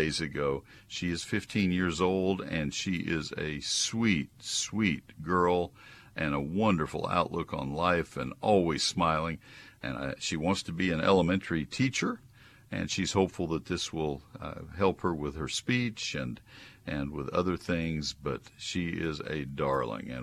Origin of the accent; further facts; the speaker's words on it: College Station, Texas, United States; also born or lived in Dallas-Fort Worth; my home when I was growing up in College Station